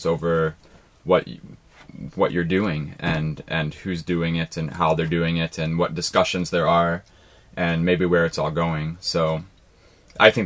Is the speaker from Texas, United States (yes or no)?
no; Ohio, United States; moved away; I came from Ohio in America